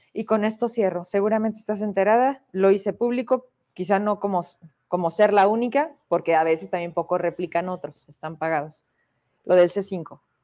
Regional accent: Fresnillo, Zacatecas, Mexico; me ubican de la calle Hidalgo, de enfrente de la Potosina, porque ahí crecí, porque soy de Fresnillo

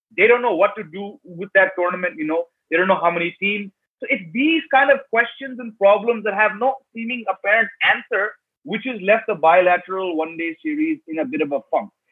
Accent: India; I'm white uh, born and raised in India fourth generation American

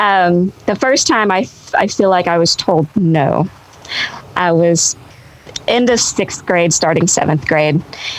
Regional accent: Benton, Arkansas, United States; it's in my hometown. I was born in Benton, Arkansas.

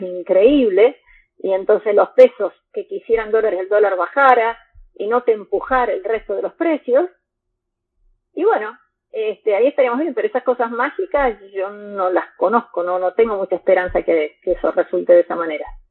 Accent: Argentina; somos todos argentinos

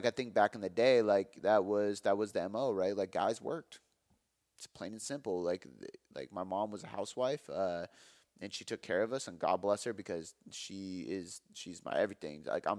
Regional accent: Ireland; Not only does my name literally mean helper in Gaelic, and I'm Irish, but that's what I do for a living, man.

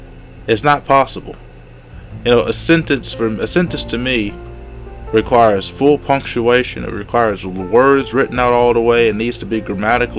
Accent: the South, United States; accent: long draw; I'm from the South. We have a long draw in the way that we speak

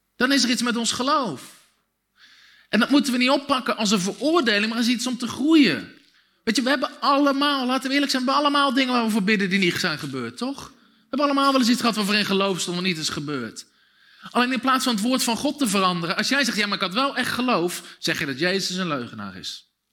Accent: Dussen, North Brabant, Netherlands; Ik ben opgegroeid in Dussen, een dorpje met 2000 mensen

